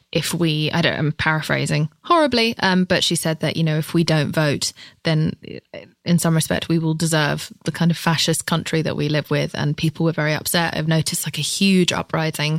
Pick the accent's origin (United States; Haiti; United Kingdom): United Kingdom; England; As a Brit who isn't from here